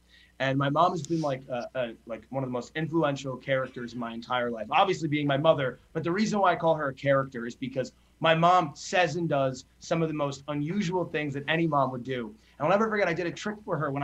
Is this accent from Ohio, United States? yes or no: no; New Jersey, United States; I grew up in New Jersey.